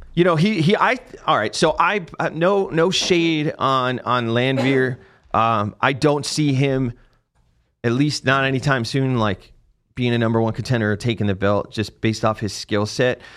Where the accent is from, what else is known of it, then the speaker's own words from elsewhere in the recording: New Jersey, United States; moved away; I was completely outta my element at Fort Polk 'cause I'm from New Jersey